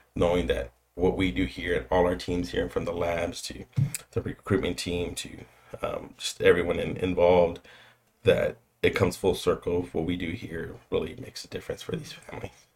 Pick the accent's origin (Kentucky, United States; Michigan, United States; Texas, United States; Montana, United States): Texas, United States; San Antonio; also born or lived in Boston; born and raised here, the south side of San Antonio. Um, grew up there until the age of maybe 20, 21